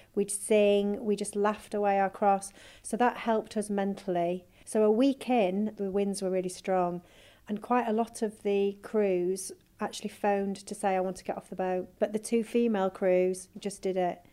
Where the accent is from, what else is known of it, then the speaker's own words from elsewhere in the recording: Yorkshire and the Humber, United Kingdom; we're four mums from Yorkshire